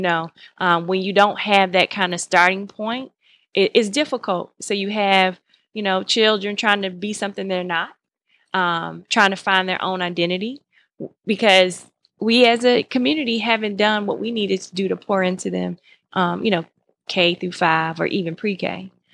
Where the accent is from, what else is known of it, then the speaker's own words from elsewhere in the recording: Miami, Florida, United States; now in Atlanta, United States; I grew up in Miami, Florida, and I didn't grow up in Georgia.